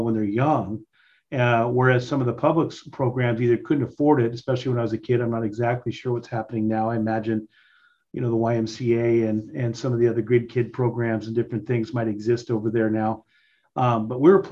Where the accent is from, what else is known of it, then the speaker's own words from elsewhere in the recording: Spokane, Washington, United States; now in Western Washington, United States; I grew up in Spokane